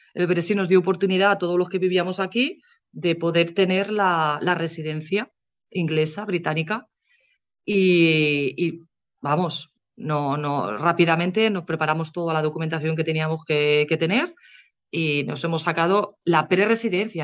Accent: Spain; moved away as an adult; also born or lived in England; now in United Kingdom; cuando yo me fui de España

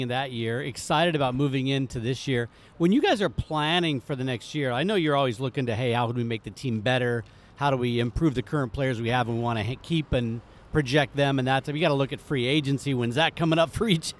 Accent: Kansas City, United States; I grew up in Kansas City, loved it.

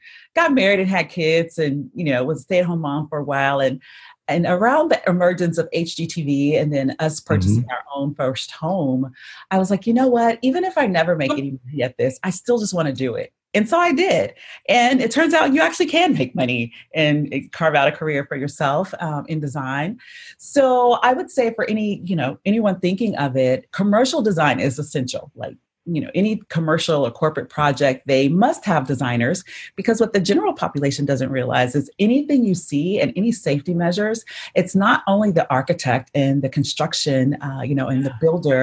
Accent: Houston, Texas, United States; with my mother when I grew up in Houston, Texas

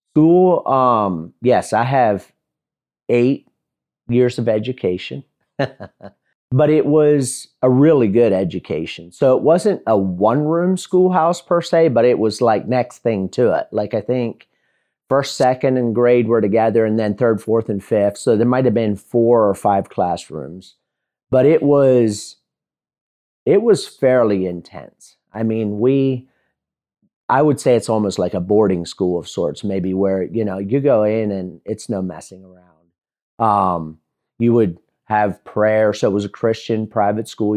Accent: Lancaster, Pennsylvania, United States; also born or lived in Mifflintown, Pennsylvania; I was born and raised in Lancaster, Pennsylvania, or about twenty-five miles southeast of it in a small Mennonite and Amish community

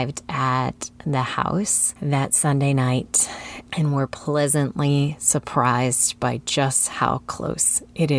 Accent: Illinois, United States; moved away; I'm from Illinois

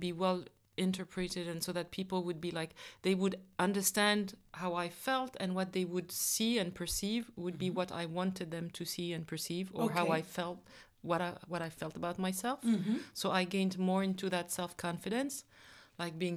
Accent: Kinshasa, DR Congo; I was born in Kinshasa, in the DRC, in Congo

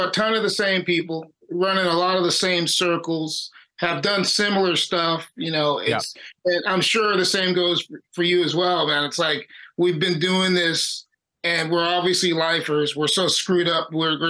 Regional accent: Buena Park, California, United States; I grew up in Buena Park, which is kind of Orange County-ish, but also really close to LA County. Like, we're right on the line.

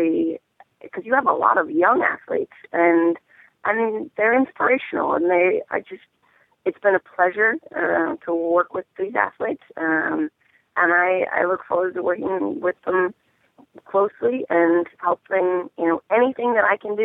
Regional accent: New Jersey, United States; I was born and raised in New Jersey, and so when I was little, we played in that barn

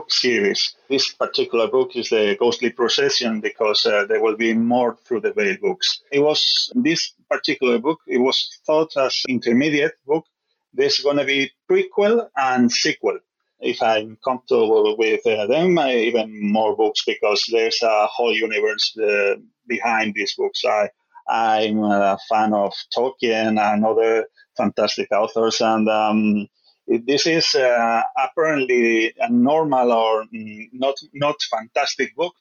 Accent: Spain; I was born and raised in Spain, so I'm calling from Madrid, Spain.

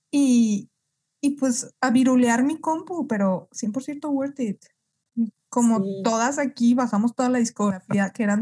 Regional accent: Guadalajara, Jalisco, Mexico; soy de Guadalajara.

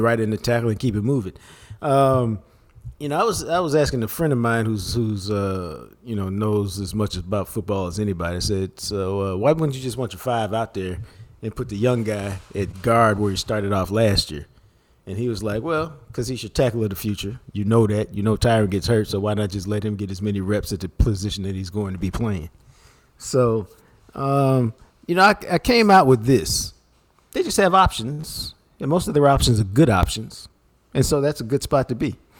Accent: Dallas, Texas, United States; my house growing up in Oak Cliff

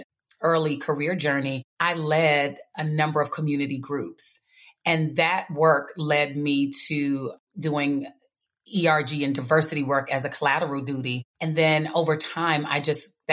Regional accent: Bowie, Maryland, United States; also born or lived in Washington, D.C.; growing up in the DMV, as we like to call it, D.C., Maryland, Virginia

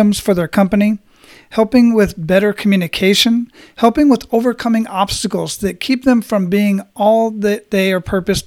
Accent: Phoenix, Arizona, United States; moved away as an adult; I was born and raised in Phoenix and left there when I was 20 to join the military

